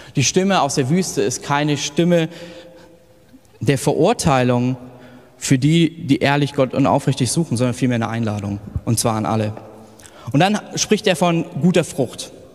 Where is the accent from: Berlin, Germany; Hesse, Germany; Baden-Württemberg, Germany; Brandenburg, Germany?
Hesse, Germany; village near Kassel, North; moved away; ich bin auf dem Dorf 500, mit 500 Leuten in der Nähe groß geworden und im Nordhessen, da babbeln wir